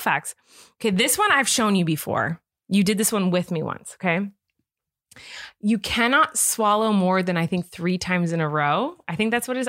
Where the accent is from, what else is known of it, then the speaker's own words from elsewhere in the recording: California, United States; I'm from California